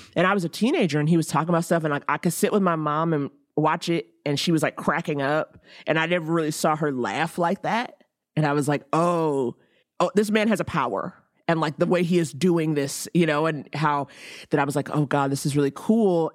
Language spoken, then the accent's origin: English; New York, United States; I was from New York